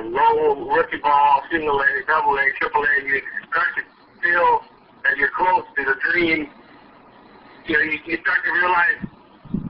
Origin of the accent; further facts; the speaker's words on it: Southern California, United States; I grew up in Southern Cal, so I grew up playing sports